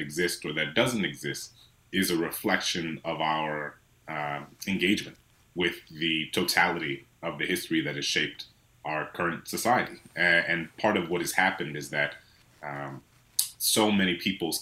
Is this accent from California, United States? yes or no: no; New Orleans, Louisiana, United States; my hometown in New Orleans